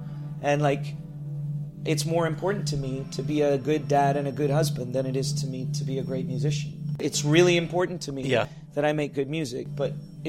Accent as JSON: {"language": "English", "region": "New York", "country": "United States", "said": "I am a New Yorker. There's a lot about me. Like, in Canada, they think of me as an American because I act like one."}